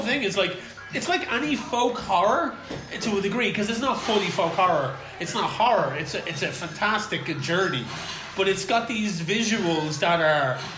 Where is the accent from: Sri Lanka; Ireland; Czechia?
Ireland; I'm Irish